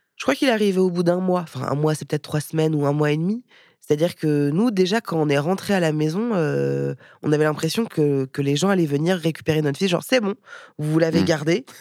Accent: Paris, Île-de-France, France; moved away as an adult; also born or lived in India; j'ai vécu en Inde, mais j'ai grandi à Paris

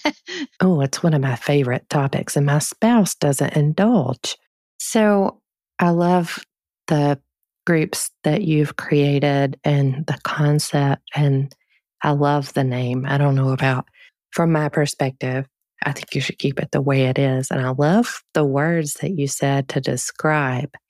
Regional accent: United States; we're taught as Americans

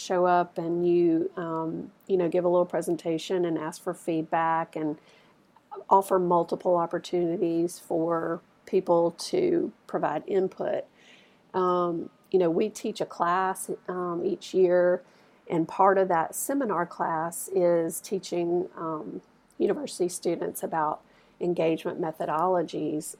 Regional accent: Starkville, Mississippi, United States; I actually grew up here in Starkville, and um, never thought I would find my way back here

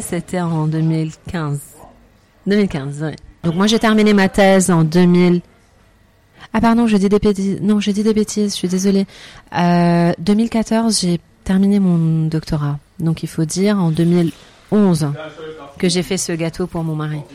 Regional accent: Lebanon; moved away as an adult; now in France; revenir au Liban pour chercher du travail et surtout pouvoir faire bénéficier mon pays natal de mes compétences

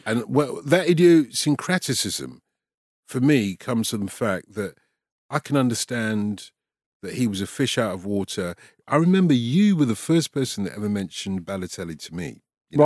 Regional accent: London, United Kingdom; accent: Cockney; I'm a Cockney, essentially, a North London Cockney.

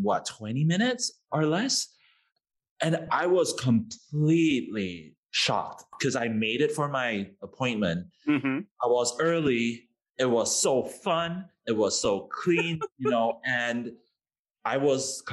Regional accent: Singapore; being Singaporean

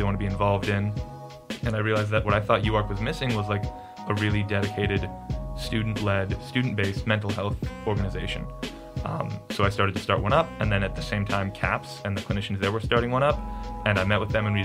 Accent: Olathe, Kansas, United States; moved away as an adult; now in Arkansas, United States; I'm from Kansas City, Kansas, a suburb called Olathe

